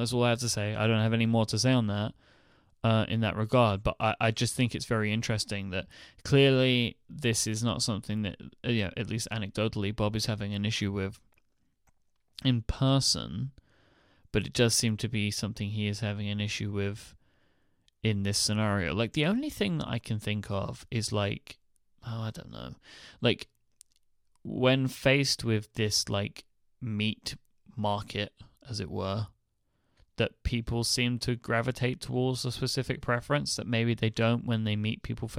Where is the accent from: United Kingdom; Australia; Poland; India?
India; now in United States; I'm an Indian guy in my mid-20s who has lived in the US for 7 years until very recently.